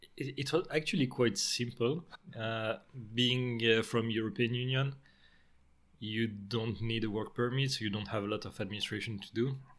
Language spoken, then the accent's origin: English; Marseille, Provence-Alpes-Côte d'Azur, France; moved away as an adult; now in Stockholm, Sweden; I spent most of my life, uh, in France and in the same area in the southeast. I'm from Marseille